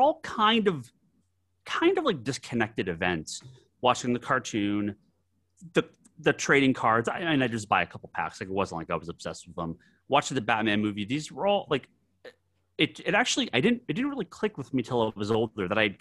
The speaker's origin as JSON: {"language": "English", "region": "Massachusetts", "country": "United States", "tie": "born or raised there", "said": "I grew up on the East Coast, grew up in a small town in Massachusetts"}